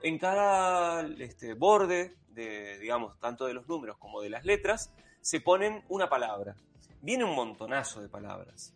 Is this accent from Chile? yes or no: no; Argentina; como argentino